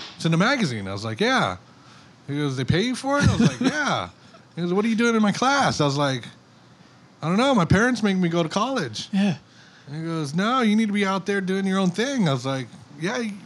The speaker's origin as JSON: {"language": "English", "town": "Makakilo", "region": "Hawaii", "country": "United States", "tie": "born or raised there", "said": "I'm from Oahu, I'm from Makakilo"}